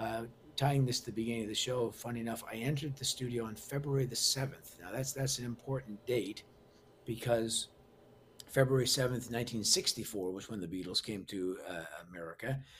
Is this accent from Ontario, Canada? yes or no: yes; Toronto, Ontario, Canada; also born or lived in Scotland; I'm actually from Scotland. But I grew up in Canada, so I'm very much Canadian